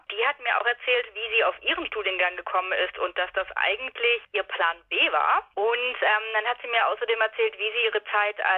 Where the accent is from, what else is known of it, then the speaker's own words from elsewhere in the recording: Nürtingen, Baden-Württemberg, Germany; ich komme aus Nürtingen. Das ist zwischen Stuttgart und Tübingen